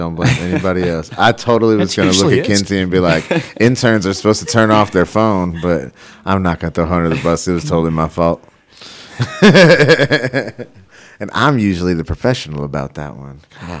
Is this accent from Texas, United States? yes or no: yes; Texas, United States; Like I'm from Texas, and I never expected to see that many Confederate flags flying in the Northwest.